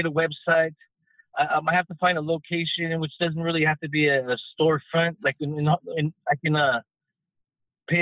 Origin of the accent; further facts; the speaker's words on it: Los Angeles, California, United States; growing up in Hollywood